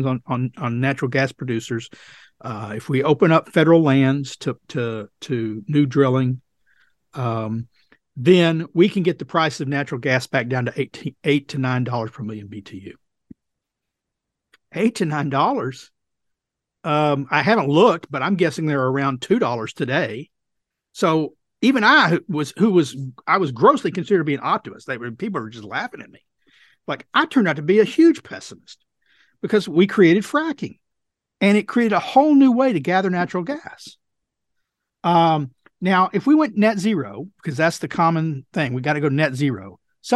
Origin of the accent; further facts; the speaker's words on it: Texas, United States; my home state of Texas